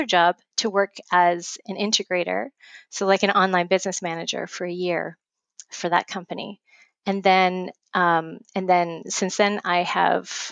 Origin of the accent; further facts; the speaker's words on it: Montreal, Quebec, Canada; now in Nova Scotia, Canada; I am originally from Montreal and now I'm in Nova Scotia, Canada.